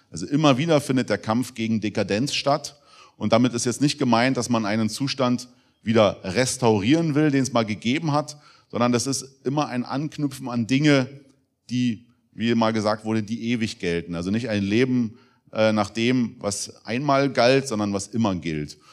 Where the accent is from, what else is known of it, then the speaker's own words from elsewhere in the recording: Germany; als Deutsche leben zu dürfen